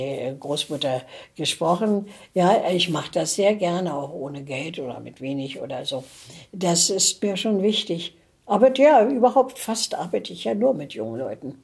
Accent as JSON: {"language": "German", "country": "Germany", "tie": "born or raised there", "also_born_or_lived": "West Germany", "moved": "as an adult", "said": "Deutschland war geteilt, ich lebte im Ostteil. Dann kam der Mauerbau, war ich auch im Osten, dann mhm. bin ich in mhm. den Westen geflohen"}